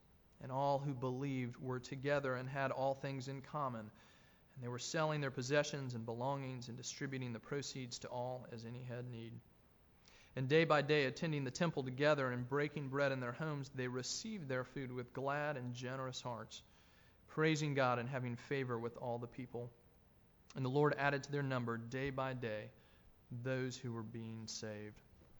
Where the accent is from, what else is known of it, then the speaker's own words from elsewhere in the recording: Tennessee, United States; moved away as an adult; also born or lived in North Carolina; I grew up in Tennessee where my family lives. We're completely landlocked, yet here their oldest child now lived in North Carolina